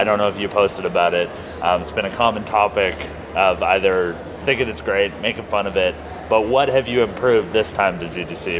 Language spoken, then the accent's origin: English; Canada; now in United States; I'm from Canada